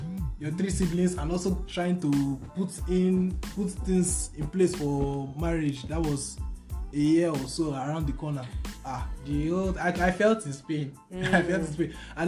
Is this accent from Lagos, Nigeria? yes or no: no; Delta, Nigeria; moved away as an adult; now in Akure, Nigeria; I'm from Delta State, a graduate of Delta State University